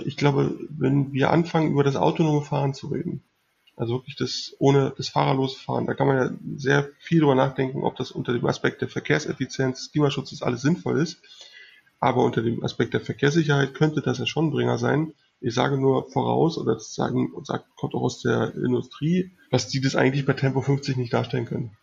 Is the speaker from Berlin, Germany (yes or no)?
yes; Berlin, Germany; ich komme aus Berlin